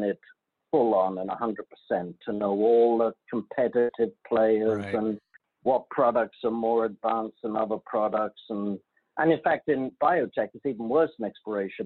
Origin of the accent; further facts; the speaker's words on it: London, United Kingdom; moved away as an adult; now in United States; I'm from London, England, graduated London School of Economics